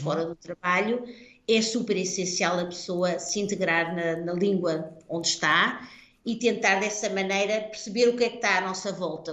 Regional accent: Portugal; accent: Portuguese; moved away as an adult; now in Netherlands; dou aulas em holandês, claro, com um sotaque português

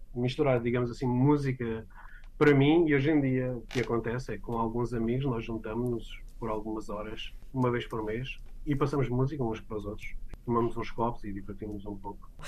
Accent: Santiago do Cacém, Alentejo, Portugal; now in Arlington, United States; Sou do Alentejo, do Baixo Alentejo

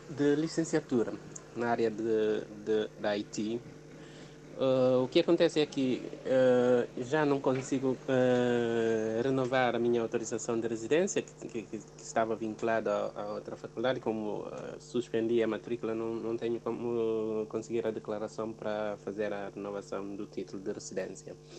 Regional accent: Guinea-Bissau; moved away as an adult; now in Portugal; sou guineense

